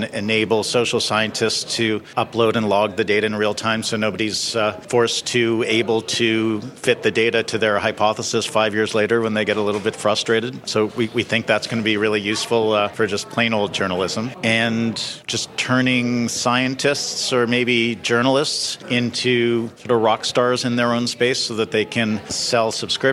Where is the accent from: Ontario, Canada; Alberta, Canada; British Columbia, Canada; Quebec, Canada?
Ontario, Canada; Toronto; moved away; also born or lived in Jamaica; We're both from Toronto. I was back home visiting my family